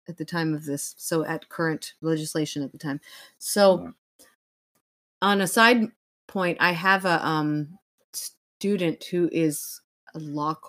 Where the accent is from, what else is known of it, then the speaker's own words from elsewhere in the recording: United States; I'm American